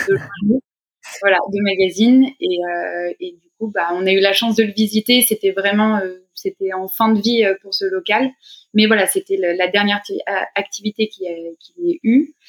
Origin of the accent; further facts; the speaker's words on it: Beaune, Bourgogne-Franche-Comté, France; moved away as an adult; now in Paris, France; je suis originaire de Beaune, en Bourgogne, et puis j'ai euh, vraiment baigné dans, dans l'univers du vin depuis, depuis toute petite